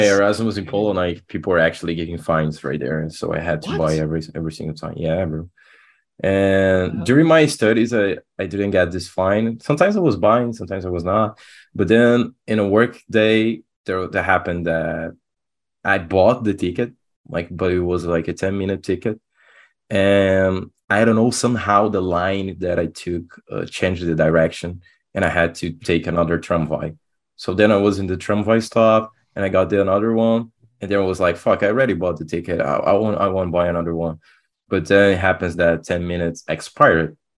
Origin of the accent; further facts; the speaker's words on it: Brazil; I'm from Brazil